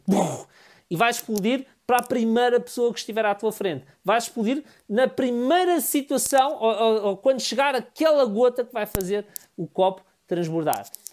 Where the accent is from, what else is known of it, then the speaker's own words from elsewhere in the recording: Amadora, Lisbon, Portugal; Eu sou da Amadora